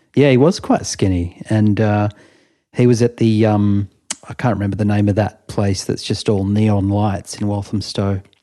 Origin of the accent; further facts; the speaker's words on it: Melbourne, Victoria, Australia; now in London, United Kingdom; "Where are you from?" And I said, "Melbourne."